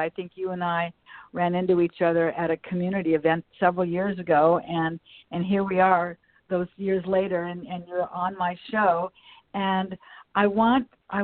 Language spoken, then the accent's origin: English; Los Angeles, California, United States; the part of Westchester that I grew up in, Ken, was Manchester Square